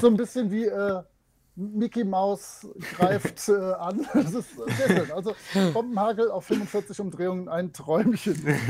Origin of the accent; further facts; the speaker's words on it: Rhineland, Germany; Kölsch würde ich zur Not hinkriegen, also als, als Rheinländer.